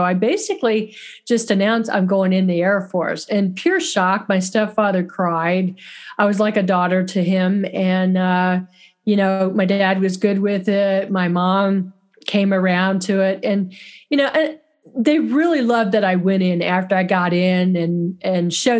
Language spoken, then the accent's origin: English; Florida, United States; also born or lived in Fort Lauderdale, Florida / Interlachen, Florida; I am a native Floridian. I grew up in Fort Lauderdale, and then I moved to North Florida in the country, and it's a little small town called Interlochen